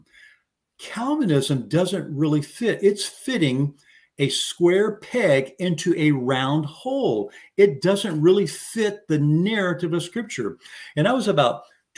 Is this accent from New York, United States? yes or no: no; San Antonio, Texas, United States; I'm from San Antonio, Texas, so born and raised here